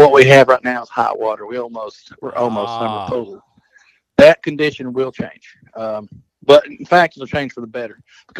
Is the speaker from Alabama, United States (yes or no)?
no; Chickamauga Lake, Tennessee, United States; I grew up on Chick.